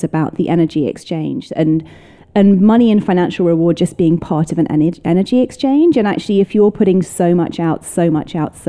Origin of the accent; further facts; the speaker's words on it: United Kingdom; moved away as an adult; now in United States; it's my hometown. It's my people.